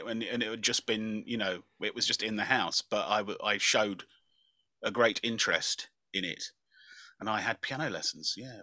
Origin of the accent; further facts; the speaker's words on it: Dunstable, East of England, United Kingdom; I grew up in Dunstable in Bedfordshire